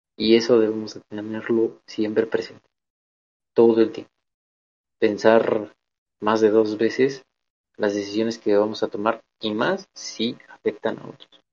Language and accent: Spanish; Mexico